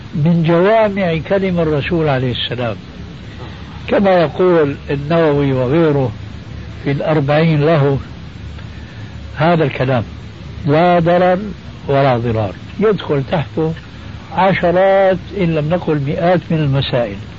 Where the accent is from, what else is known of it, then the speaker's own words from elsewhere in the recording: Syria; عندنا بالشام